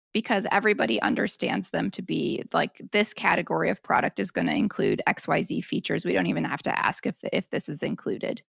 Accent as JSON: {"language": "English", "town": "Portland", "region": "Oregon", "country": "United States", "tie": "born or raised there", "moved": "as an adult", "said": "I moved back to my hometown, which is Portland, Oregon"}